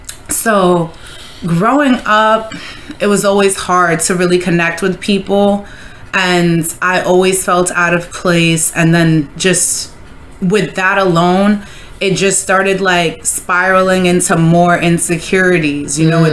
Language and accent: English; New York, United States; also born or lived in Nairobi, Kenya; I'm African and I was born in Nairobi, Kenya, and then I came here to America in New York when I was 5.